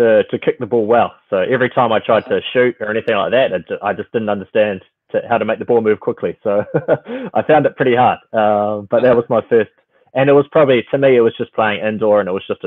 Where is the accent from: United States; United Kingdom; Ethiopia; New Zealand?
New Zealand; Auckland; also born or lived in Philippines; I was born in the Philippines and moved to New Zealand pretty quickly. So I've been in Auckland my whole life